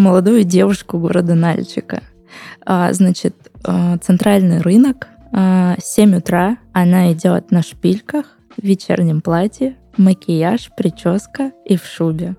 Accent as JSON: {"language": "Russian", "town": "Nalchik", "region": "Kabardino-Balkaria", "country": "Russia", "moved": "yes", "said": "я уже давно не живу там на постоянной основе"}